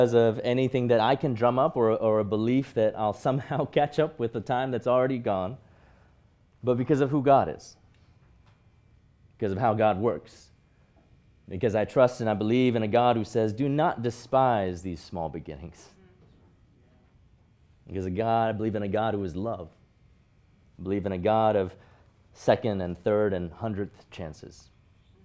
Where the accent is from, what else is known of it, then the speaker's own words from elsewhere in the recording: Hong Kong; moved away; growing up in Hong Kong